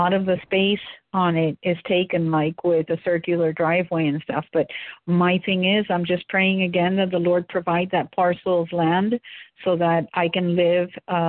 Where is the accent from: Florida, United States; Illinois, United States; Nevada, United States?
Florida, United States; also born or lived in Cuba; So I live in Florida. So for me, and I grew up, when I came from Cuba, my dad instantly, the minute they bought this property, he started planting.